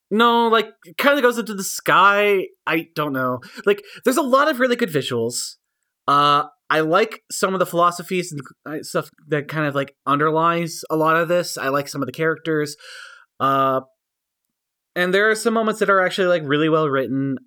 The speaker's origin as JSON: {"language": "English", "country": "United States", "said": "I'm an American. I'm a white guy in America"}